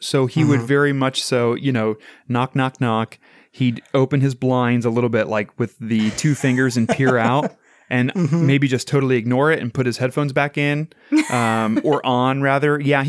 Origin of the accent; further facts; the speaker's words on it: Madison, Ohio, United States; I grew up in Madison, Ohio.